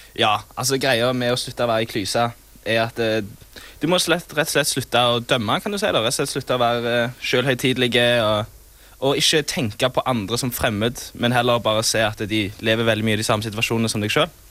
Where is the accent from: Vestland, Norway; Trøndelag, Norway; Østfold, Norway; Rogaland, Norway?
Rogaland, Norway; Sola; Jeg er da fra Sola. Det ligger rett ved Stavanger.